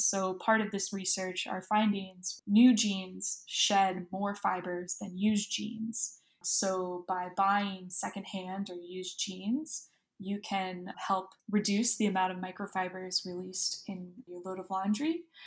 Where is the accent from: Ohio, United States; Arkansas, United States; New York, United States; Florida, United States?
Florida, United States; Southwest; I grew up in Southwest Florida, um, right on the coast